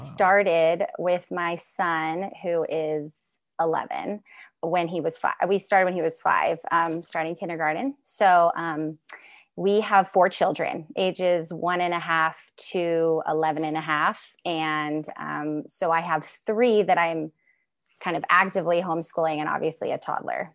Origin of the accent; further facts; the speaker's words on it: Mount Shasta, California, United States; moved away as an adult; now in Pacific Northwest, United States; I am from Northern California and from the beautiful Mount Shasta, California area.